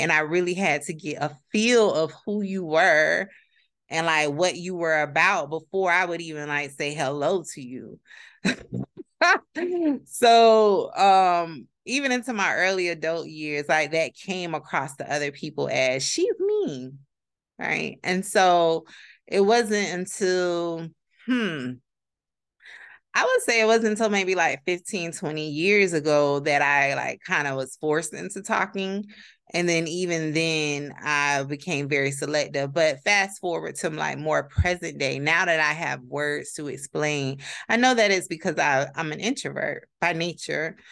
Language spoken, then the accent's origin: English; Palm Beach County, Florida, United States; I'm from Palm Beach County, Florida, 561 area code